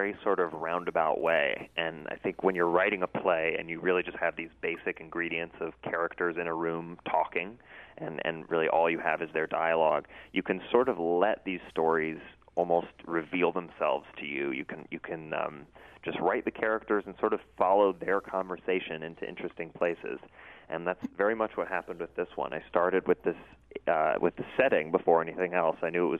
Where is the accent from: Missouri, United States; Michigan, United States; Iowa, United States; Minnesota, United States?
Missouri, United States; St. Louis; Yeah, well, I loved John Burroughs, and my mom for many years worked in the was a teacher there and then worked in the administration.